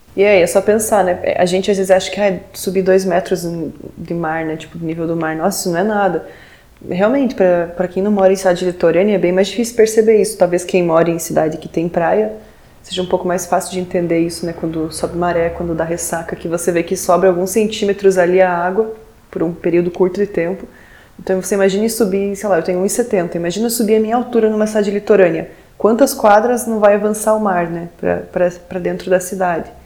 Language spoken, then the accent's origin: Portuguese; southern Brazil, Brazil; aqui, na verdade, no Brasil